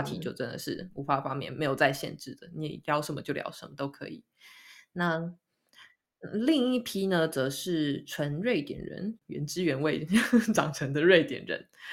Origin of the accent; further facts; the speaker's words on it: Kaohsiung, Taiwan; moved away as an adult; now in Sweden; 都有种回到高雄的感觉